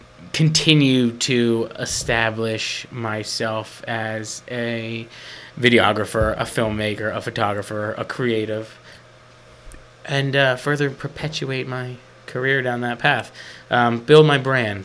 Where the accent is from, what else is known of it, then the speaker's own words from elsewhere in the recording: Atlantic County, New Jersey, United States; I grew up in Atlantic County